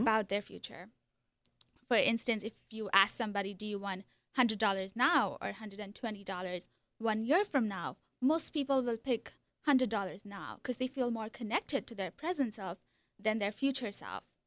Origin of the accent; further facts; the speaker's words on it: India; moved away as an adult; also born or lived in Iowa; So I was born in India. I lived there for twenty-two years. Came to Iowa for a master's program in psychology.